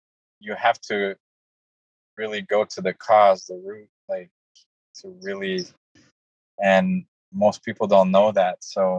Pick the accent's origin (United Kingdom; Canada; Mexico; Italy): Canada; now in United States; I moved from Canada to the U.S., I was so afraid to get bills, I couldn't go to the mailbox.